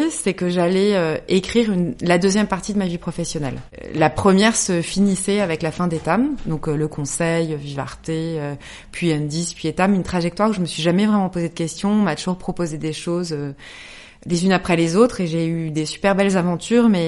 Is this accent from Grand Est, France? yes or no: yes; Lorraine, Grand Est, France; moved away as an adult; now in Paris, France; je suis Lorraine. Euh, j'ai grandi dans une petite ville. Euh, je suis venue à Paris pour faire mes études.